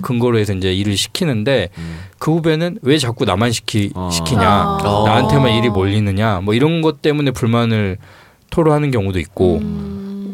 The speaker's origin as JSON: {"language": "Korean", "region": "Honam", "country": "South Korea", "tie": "born or raised there", "said": "제가 이제 호남 출신인데"}